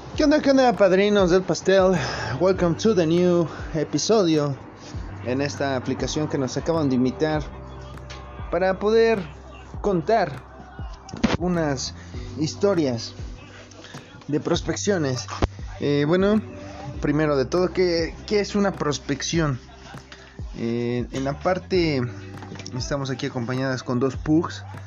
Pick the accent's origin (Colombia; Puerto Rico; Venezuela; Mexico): Mexico; Ocotlán; soy del área de Ocotlán